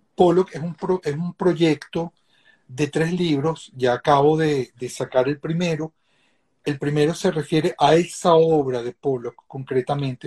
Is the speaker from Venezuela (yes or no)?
yes; Venezuela; moved away as an adult; also born or lived in Sweden / Spain; me vuelvo a regresar a Venezuela